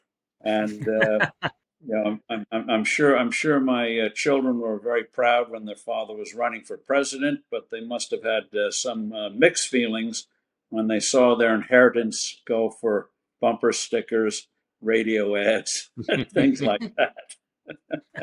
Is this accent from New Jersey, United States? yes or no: yes; New Jersey, United States; I grew up in New Jersey